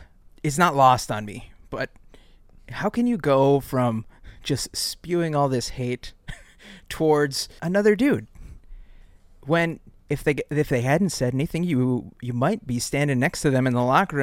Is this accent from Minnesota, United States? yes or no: yes; West St. Paul, Minnesota, United States; Willie, you and I grew up in West St. Paul.